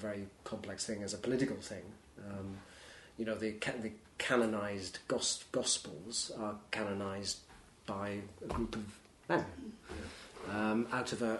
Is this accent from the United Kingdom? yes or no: yes; Welsh, Wales, United Kingdom; I was brought up as a Welsh nonconformist Congregationalist